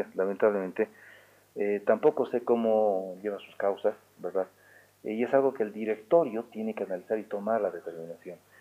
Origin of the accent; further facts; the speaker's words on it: Oruro, Bolivia; somos orureños